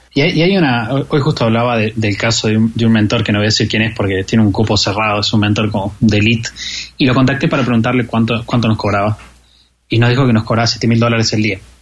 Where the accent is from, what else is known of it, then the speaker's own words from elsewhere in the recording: Argentina; como argentino